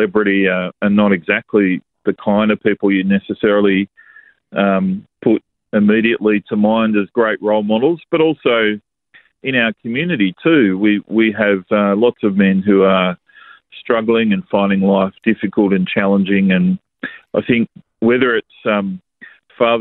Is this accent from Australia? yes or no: yes; Australia; growing up as young men in Australia